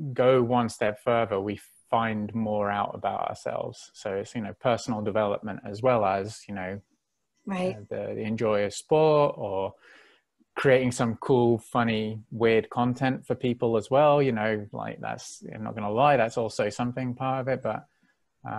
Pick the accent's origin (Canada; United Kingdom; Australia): United Kingdom; England; I'm from England, from Great Britain, and there's a lot of team sports, you know, rugby, cricket, football. And so I grew up doing a lot of them